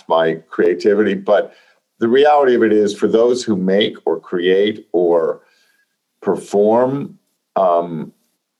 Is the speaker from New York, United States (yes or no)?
yes; New York City, New York, United States; we were Jets and Sharks in Flushing, Queens.